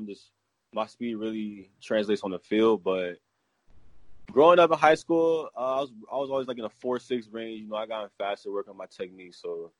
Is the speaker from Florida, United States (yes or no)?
yes; Florida, United States; playing in Florida, growing up in Little League, middle school, high school.